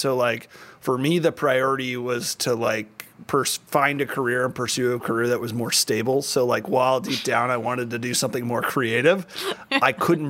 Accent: Highland Park, Texas, United States; Dallas, Texas. Dallas. But I grew up in this like tiny town in the middle of Dallas called Highland Park, which is like super bougie. Like it's essentially like if Greenwich, Connecticut was put in the middle of Texas.

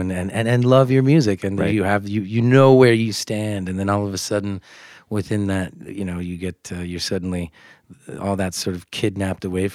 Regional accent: United States; first language English; moved away; I'm American. Like, I'm from the U.S.

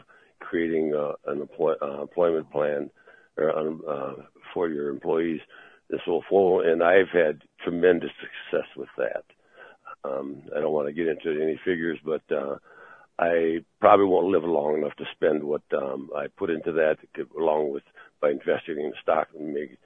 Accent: Wisconsin, United States; I'm being from Wisconsin, which is an agricultural state primarily and a tourist state.

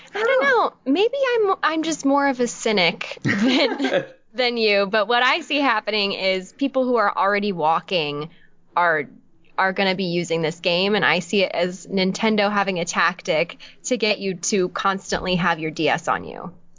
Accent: Orange County, California, United States; I'm from Orange County, so okay. just bordering

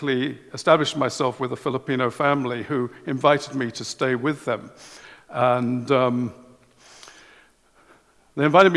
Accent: England, United Kingdom; I'm English

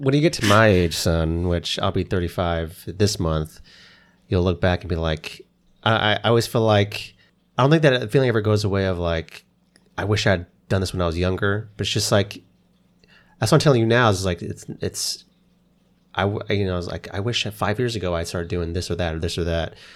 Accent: Oklahoma, United States; moved away; I grew up in Oklahoma

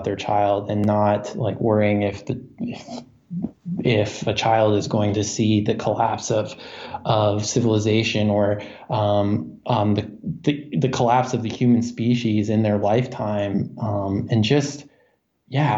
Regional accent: United States; I was born on the Ohio River.

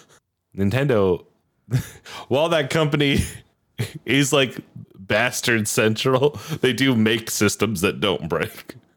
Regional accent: Iowa, United States; five, six, three, which is my hometown's area code

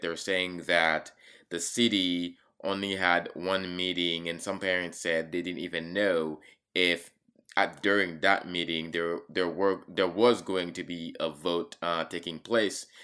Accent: Haiti; now in Charlottesville, United States; growing up in Haiti and surviving a coup d'etat

